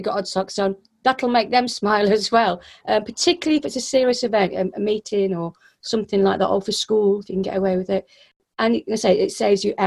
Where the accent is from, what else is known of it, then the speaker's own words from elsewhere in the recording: Yorkshire and the Humber, United Kingdom; I'm from Yorkshire